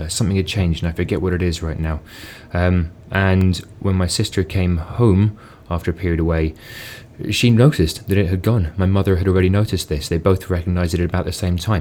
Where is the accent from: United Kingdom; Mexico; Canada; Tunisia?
United Kingdom; London; moved away as an adult; now in Edinburgh, United Kingdom; I grew up in London, moved to Edinburgh for university and stayed there